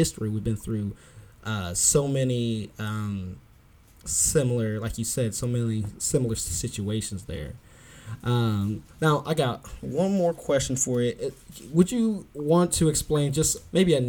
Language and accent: English; United States; I was born and raised here, like, 5 generations ago